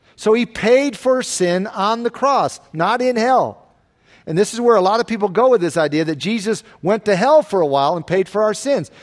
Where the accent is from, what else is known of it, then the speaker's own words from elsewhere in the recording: the South, United States; moved away; where I grew up in the South